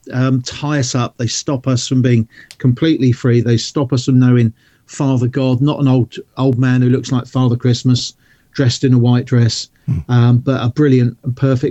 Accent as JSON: {"language": "English", "region": "South Coast of England", "country": "United Kingdom", "said": "I'm not from London, I'm from the South Coast"}